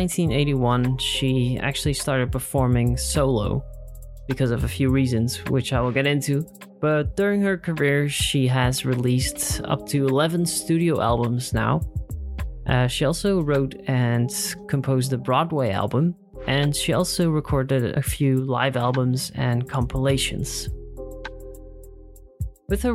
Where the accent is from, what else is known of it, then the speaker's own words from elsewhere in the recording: Netherlands; in my home country, the Netherlands